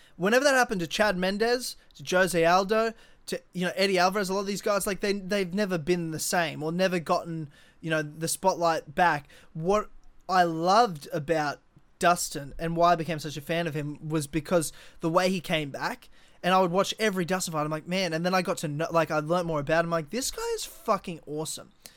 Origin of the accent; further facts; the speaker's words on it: Brisbane, Queensland, Australia; my hometown 'cause I love Brisbane